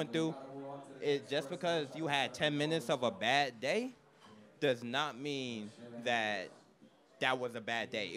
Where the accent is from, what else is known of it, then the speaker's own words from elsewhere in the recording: Philadelphia, Pennsylvania, United States; now in Hawaii, United States; I'm from Philly